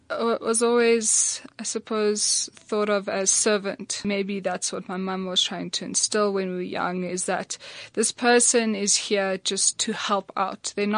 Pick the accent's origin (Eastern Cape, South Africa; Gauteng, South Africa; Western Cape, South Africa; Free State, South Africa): Gauteng, South Africa; Johannesburg; also born or lived in Netherlands / Pretoria; I grew up in Gauteng. I went to school in Johannesburg, but my family's house was in Pretoria.